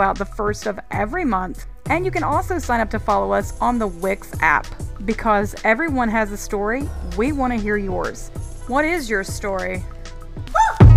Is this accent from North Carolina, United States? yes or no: yes; North Carolina, United States; from my home state of North Carolina